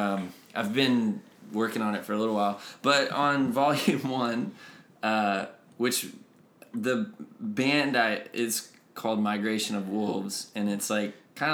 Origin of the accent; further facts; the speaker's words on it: Northeast Texas, United States; I grew up in Northeast Texas